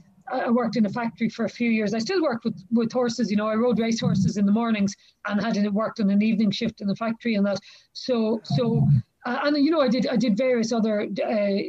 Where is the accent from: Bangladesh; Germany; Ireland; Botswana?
Ireland; Galway, Connacht; now in Clare, Ireland; I'm from Galway. I'm from Galway City